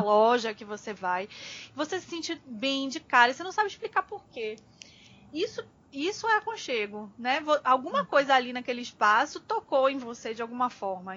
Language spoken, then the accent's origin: Portuguese; Northeast Region, Brazil; a gente é nordestino também